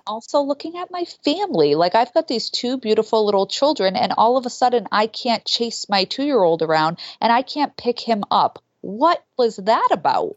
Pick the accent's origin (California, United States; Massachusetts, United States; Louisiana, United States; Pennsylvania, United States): Massachusetts, United States; Boston; I'm from Boston